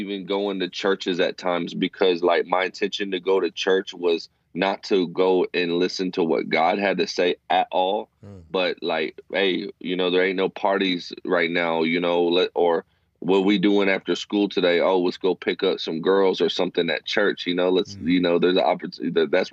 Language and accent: English; Fort Worth, Texas, United States; now in Abilene, United States; I was born and raised in Fort Worth, Texas.